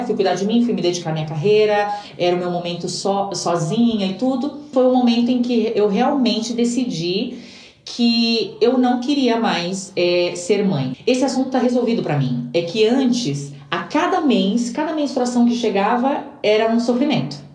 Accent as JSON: {"language": "Portuguese", "region": "São Paulo", "country": "Brazil", "moved": "as an adult", "lives_now": "Santiago, Chile", "said": "Eu venho de São Paulo, e para mim que venho de São Paulo, que não é a capital do Brasil"}